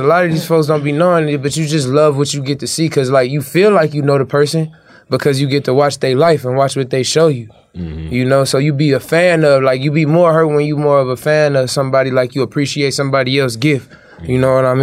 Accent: Compton, California, United States; moved away; I'm from Compton

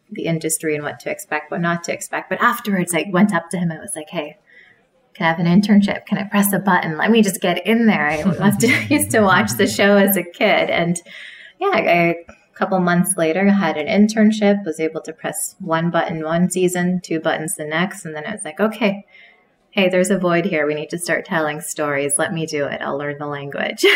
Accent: Canada; growing up in Canada

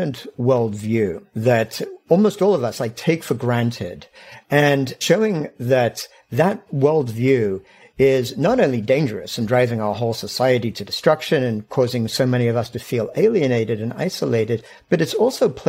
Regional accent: England, United Kingdom; I grew up in England.

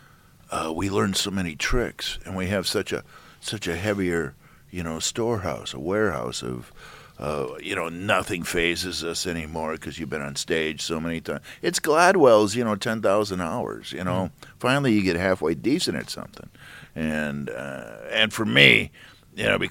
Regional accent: Midwest, United States; also born or lived in New York; now in San Francisco, United States; I come from the Midwest, 110 in the summer, -20 in the winter

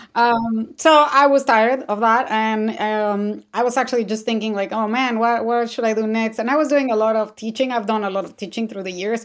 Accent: Mexico City, Mexico; moved away; I'm originally from Mexico City

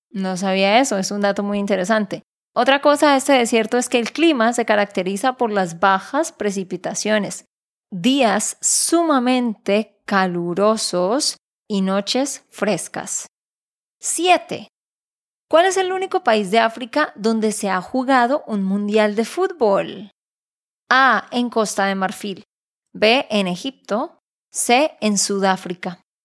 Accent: Santander, Colombia; de Santander, Colombia

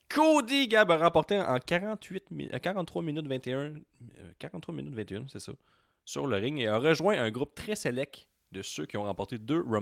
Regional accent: Canada

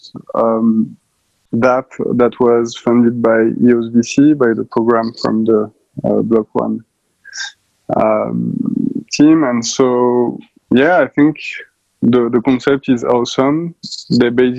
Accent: France; accent: French; English is a second language; also born or lived in Paris; for the last 10 years in Paris, obviously, with my accent.

